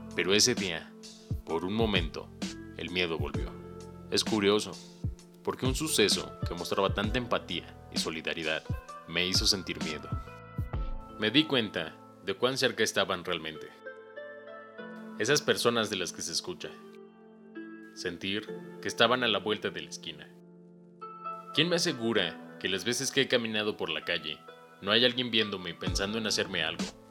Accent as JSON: {"language": "Spanish", "town": "Cuernavaca", "region": "Morelos", "country": "Mexico", "tie": "born or raised there", "moved": "as an adult", "lives_now": "Puebla, Mexico", "said": "Soy originario de Cuernavaca y llevo tres años aquí en Puebla"}